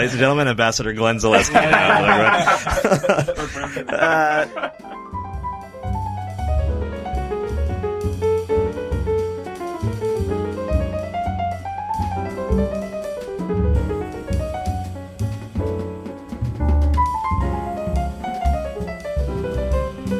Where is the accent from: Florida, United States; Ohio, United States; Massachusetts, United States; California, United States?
Massachusetts, United States; Berkshire County, western; I'm from western Massachusetts, so oh, we're homies. Well, I'm from Berkshire County